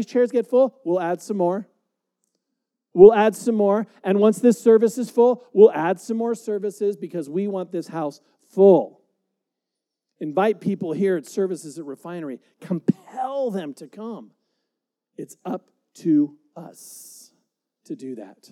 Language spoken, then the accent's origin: English; United States; I love being an American. I'm so glad to be here in America